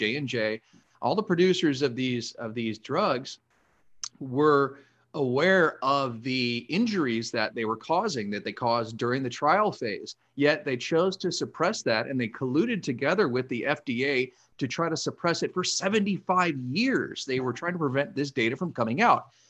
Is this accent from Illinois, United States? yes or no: no; Los Angeles, California, United States; I was born and raised here in Southern California